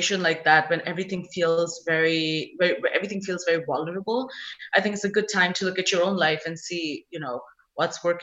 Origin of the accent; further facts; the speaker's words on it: India; now in United States; as an Indian who's come from India